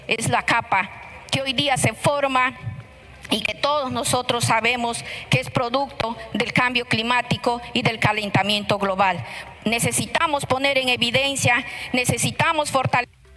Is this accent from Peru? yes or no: yes; Peru